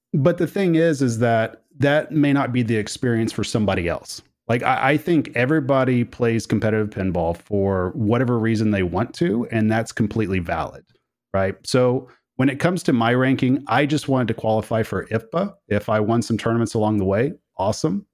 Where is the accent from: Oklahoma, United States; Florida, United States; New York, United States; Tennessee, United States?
Oklahoma, United States; I come from Oklahoma